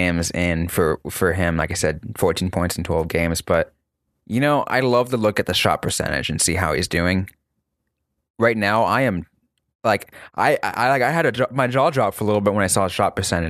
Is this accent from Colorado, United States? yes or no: no; California, United States; I'm from California